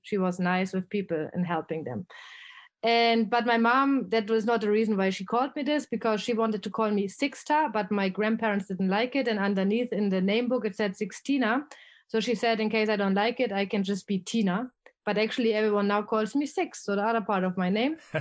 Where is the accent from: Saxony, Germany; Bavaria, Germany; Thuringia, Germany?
Thuringia, Germany; Erfurt; accent: German; English is a second language; moved away as an adult; also born or lived in Kentucky, United States / Netherlands / Mexico / Spain; I'm from Germany, a very small city in the east side. It's called, um, Erfurt